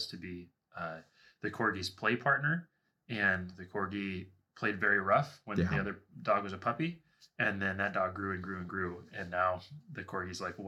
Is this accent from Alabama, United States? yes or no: no; Washington, United States; now in Southern California, United States; I'm from Washington State.